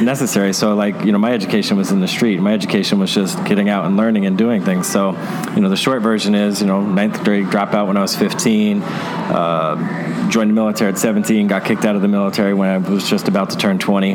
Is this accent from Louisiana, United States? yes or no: no; New York City, New York, United States; moved away as an adult; now in Tampa Bay, United States; growing up in Brooklyn, New York